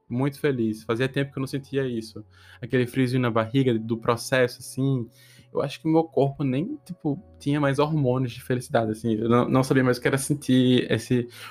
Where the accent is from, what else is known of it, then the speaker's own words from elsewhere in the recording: Potiguar, Rio Grande do Norte, Brazil; moved away; Eu sou a única pessoa do Nordeste, tipo, Portugal, assim, Potiguar, que mora aqui